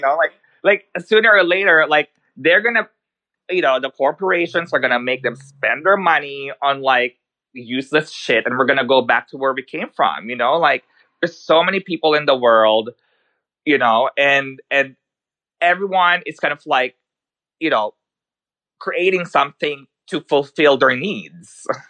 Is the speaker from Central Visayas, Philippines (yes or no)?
no; Manila, Metro Manila, Philippines; English is a second language; also born or lived in New York; now in Sweden; I was born in the Philippines, so I grew up there, um, in Manila.